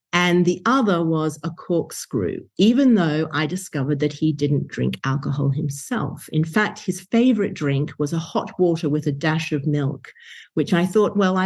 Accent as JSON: {"language": "English", "town": "Brisbane", "region": "Queensland", "country": "Australia", "tie": "born or raised there", "said": "my hometown of Brisbane, Australia"}